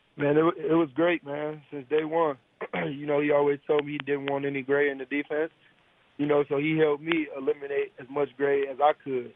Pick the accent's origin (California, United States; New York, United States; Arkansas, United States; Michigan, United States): Michigan, United States; Detroit; I'm from Detroit.